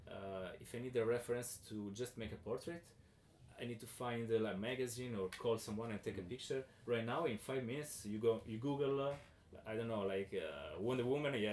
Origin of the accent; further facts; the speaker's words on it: Southern Italy, Italy; English is a second language; I grew up in South Italy